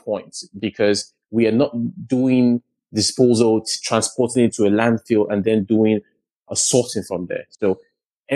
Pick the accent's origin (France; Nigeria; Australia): Nigeria; Lagos; Nigeria is my home country, and I grew up in the south of Lagos